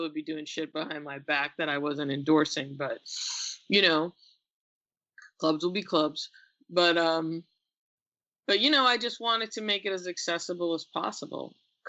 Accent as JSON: {"language": "English", "country": "India", "tie": "born or raised there", "also_born_or_lived": "England", "said": "I was born in England. And I think part of it might have been because when I was really young, and this was common in the diaspora, my parents lived in England for 6 years. During that time, I was born. When I was very young, I was sent to India to live with my extended family."}